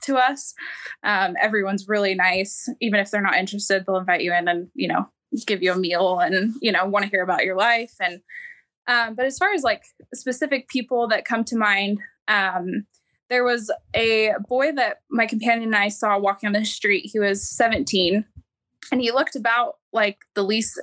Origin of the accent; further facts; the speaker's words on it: Idaho, United States; I'm from Idaho